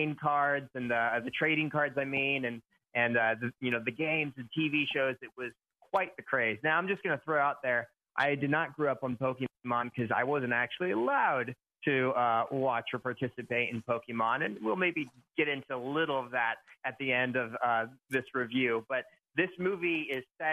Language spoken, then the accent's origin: English; Nebraska, United States; now in Camarillo, United States; I grew up in Nebraska